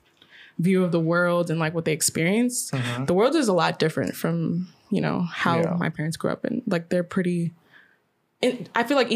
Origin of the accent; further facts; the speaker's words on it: United States; I'm American. Yeah. My parents are from Guyana